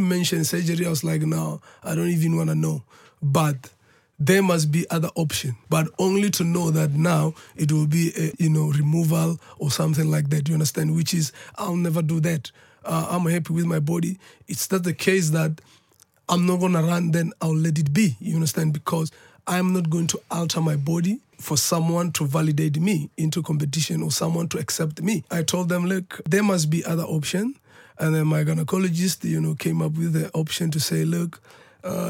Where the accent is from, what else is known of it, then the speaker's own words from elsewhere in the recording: South Africa; where I'm coming from as a South African